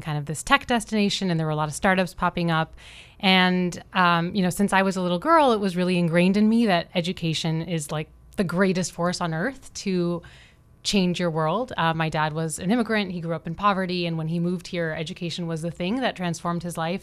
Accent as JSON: {"language": "English", "region": "Florida", "country": "United States", "tie": "born or raised there", "also_born_or_lived": "Pittsburgh, Pennsylvania", "said": "am from Florida, so I was born and raised in Florida, but a recent Miami transplant, I've been here for six years"}